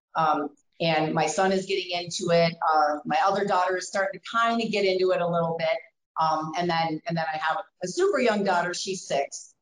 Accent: Wisconsin, United States; moved away as an adult; now in Colorado, United States; I came from Wisconsin

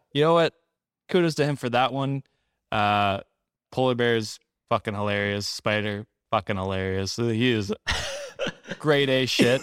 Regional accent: Canada; as a Canadian

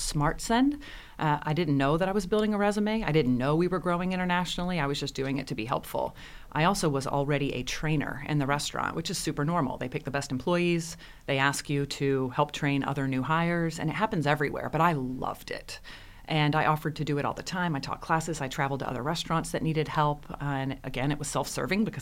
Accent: Jacksonville, Florida, United States; growing up in Jacksonville

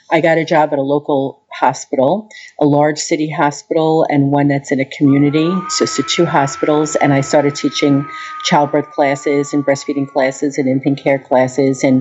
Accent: Long Island, New York, United States; moved away as an adult; now in Peoria, United States; I'm from Long Island

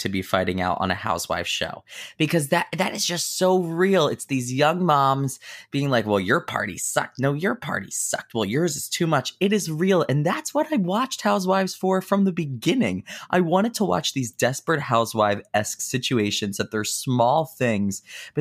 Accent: New Jersey, United States; I'm from Jersey

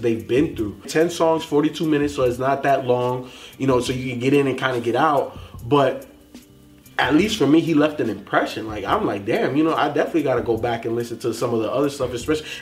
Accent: Chicago, Illinois, United States; I was born in Chicago

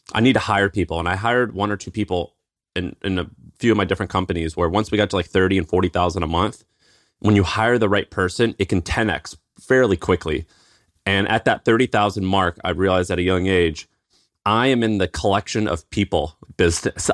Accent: Tennessee, United States; accent: twang; moved away as an adult; also born or lived in San Francisco; I'm from Tennessee

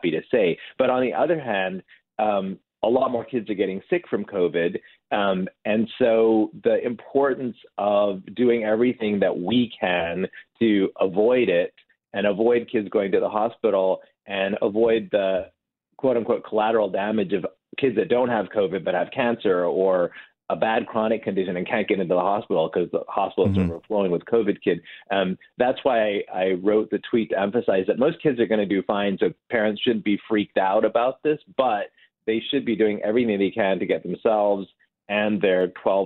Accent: Detroit, Michigan, United States; moved away as an adult; now in Indiana, United States; I was born in Detroit, and I grew up in Michigan

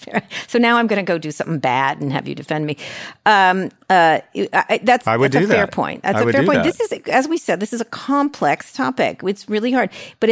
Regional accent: Scranton, Pennsylvania, United States; We're from Scranton. We're people from Scranton.

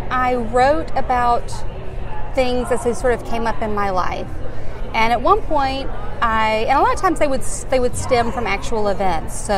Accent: Alabama, United States; now in New York, United States; because growing up in Alabama, you know, as far as we knew, there were no gay men.

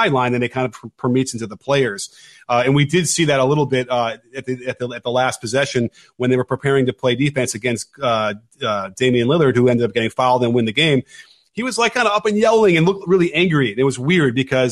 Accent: Chicago, Illinois, United States; I come from Chicago

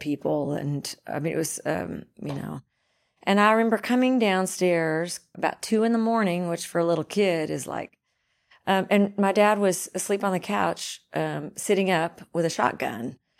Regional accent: Dunklin County, Missouri, United States; also born or lived in Pemiscot County; I grew up in Dunkland County

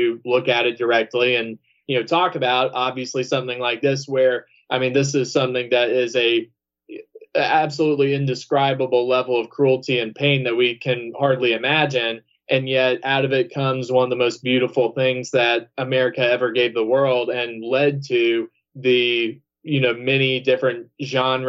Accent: Georgia, United States; I'm from the South. I mean, I'm from Georgia

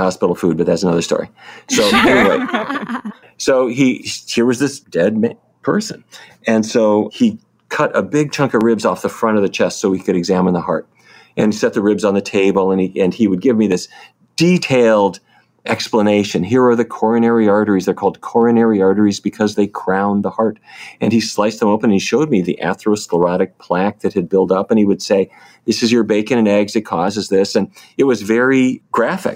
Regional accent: Fargo, North Dakota, United States; moved away; I grew up in North Dakota.

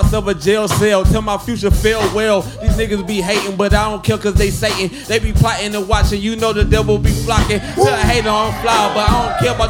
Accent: Galveston, Texas, United States; I come from Galveston, and if you don't know where that's at, man, I like to say it's a mixture between the Gilligan's Island and The Walking Dead

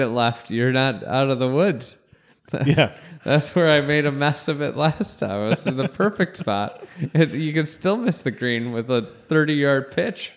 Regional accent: Chicago, Illinois, United States; I'm from Chicago

